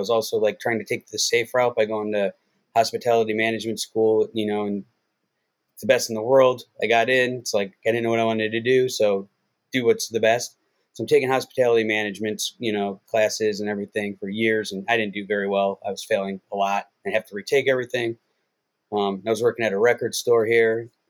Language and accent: English; Cleveland, Ohio, United States; now in Las Vegas, United States; Basically, I moved from Cleveland when I was 18 years old. I was starting to get in a lot of trouble back then. And, I grew up in Cleveland, and I moved here and went to UNLV.